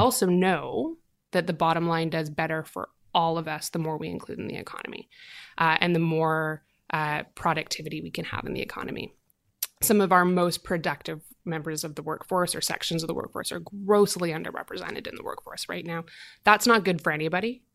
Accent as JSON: {"language": "English", "region": "Southern Alberta", "country": "Canada", "tie": "born or raised there", "said": "I grew up in Southern Alberta"}